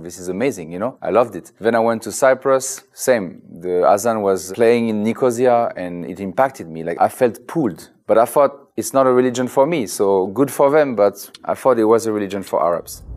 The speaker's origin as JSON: {"language": "English", "country": "France", "moved": "yes", "said": "I'm from France"}